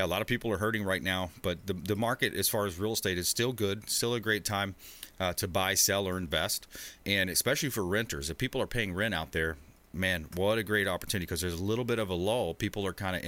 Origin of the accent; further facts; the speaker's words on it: LaBelle, Florida, United States; now in Tampa Bay, United States; I grew up in Southwest Florida, a small town called LaBelle, just east of Fort Myers.